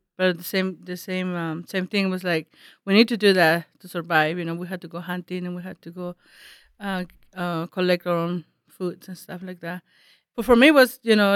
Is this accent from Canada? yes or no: no; San José de la Zorra, Baja California, Mexico; I grew up in the San Jose de la Zorra